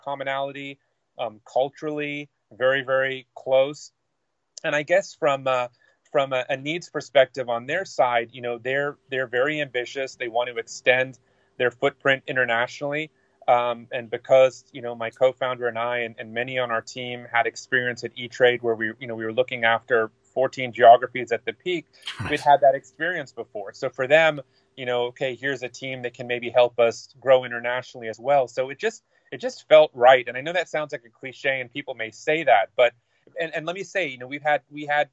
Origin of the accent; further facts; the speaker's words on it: United States; me being American